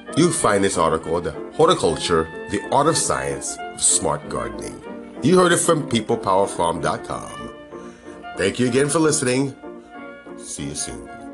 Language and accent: English; New York City, New York, United States; I grew up there. I grew up in New York